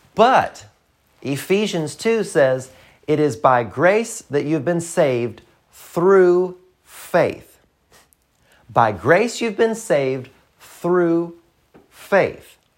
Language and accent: English; the South, United States; I'm from the South. I'm from the country